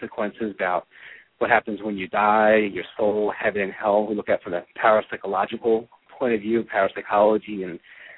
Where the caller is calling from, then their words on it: Washington, District of Columbia, United States; I am from calling from the Washington, D.C. Region over across the pond in America